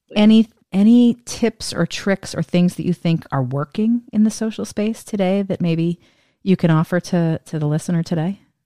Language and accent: English; Northeast, United States; moved away as an adult; now in Washington, D.C., United States; I'm from the Northeast